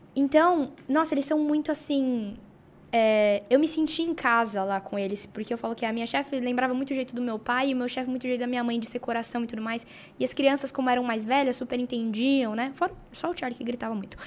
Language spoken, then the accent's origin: Portuguese; Brazil; also born or lived in California; Eu sou brasileira